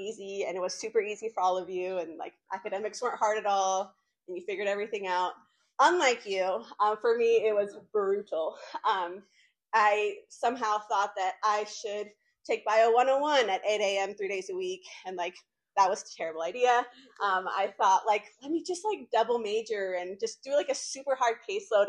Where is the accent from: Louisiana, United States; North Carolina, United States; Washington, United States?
North Carolina, United States; Winston-Salem; also born or lived in Argentina / Los Angeles; I was born in Argentina, came to the United States when I was in kindergarten, immigrated to the States with my two amazing parents, grew up here in North Carolina in Winston-Salem